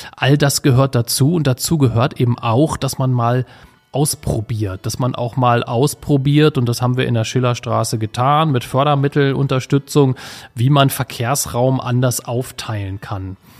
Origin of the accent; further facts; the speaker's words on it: Wolfsburg, Lower Saxony, Germany; als gebürtiger Wolfsburger